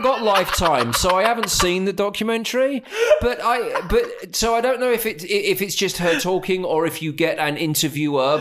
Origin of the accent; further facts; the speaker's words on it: Essex, East of England, United Kingdom; I grew up in Essex